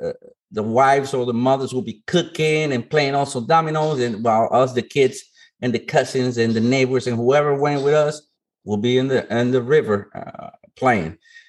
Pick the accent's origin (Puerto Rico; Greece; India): Puerto Rico; moved away; also born or lived in Buffalo, New York, United States; Born and raised in Puerto Rico, ex-military dad.